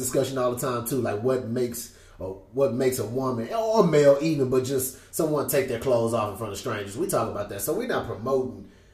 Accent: Houston, Texas, United States; I'm from Houston

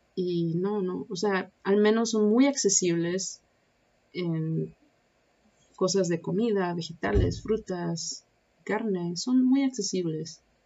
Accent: Mexico; moved away as an adult; now in Shanghai, China; son ocho años que no he estado en mi país

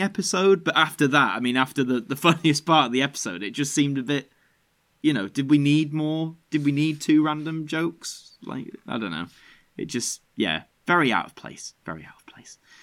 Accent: Yorkshire and the Humber, United Kingdom; being a Yorkshireman

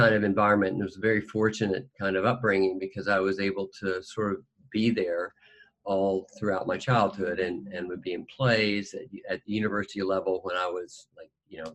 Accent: Fayetteville, Arkansas, United States; I grew up in Arkansas. In Fayetteville, Arkansas

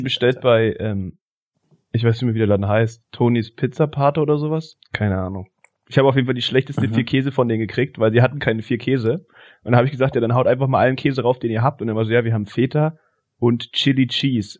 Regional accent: Berlin, Germany; bei uns in Stegitz

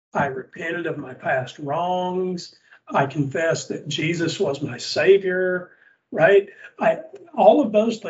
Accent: Southern United States, United States; accent: Southern; my Southern accent's pretty thick

